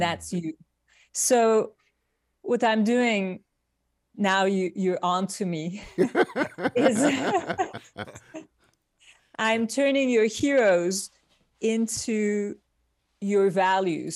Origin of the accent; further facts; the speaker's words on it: Turkey; moved away as an adult; now in New York, United States; I was born in Turkey. I grew up in Turkey. And I came to New York, uh, with a Fulbright scholarship